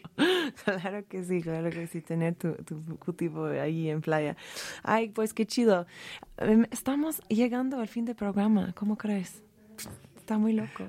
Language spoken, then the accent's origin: Spanish; California, United States; Yo soy, siendo californiana